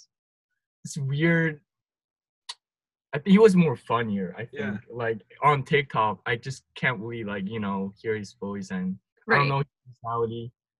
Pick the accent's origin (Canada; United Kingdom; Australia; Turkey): Turkey; English is a second language; moved away as an adult; also born or lived in Korea; now in United States; I'm from Korea, but I grew up in Turkey, but I came here as a transfer international student at Calvin